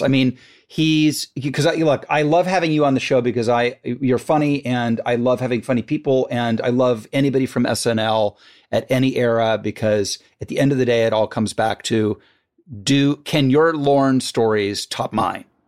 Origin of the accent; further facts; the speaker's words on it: Dayton, Ohio, United States; moved away; also born or lived in Virginia; I'm from Dayton, so suburb